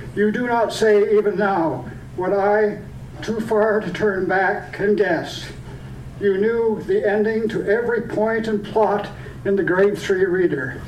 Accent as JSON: {"language": "English", "town": "Point Edward", "region": "Ontario", "country": "Canada", "tie": "born or raised there", "also_born_or_lived": "Sarnia, Ontario"}